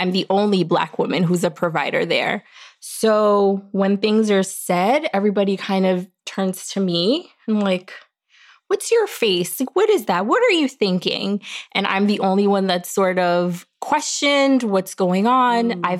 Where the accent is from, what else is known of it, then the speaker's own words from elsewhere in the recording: Long Island, New York, United States; now in Westchester, United States; I grew up in Long Island. I currently live in Westchester.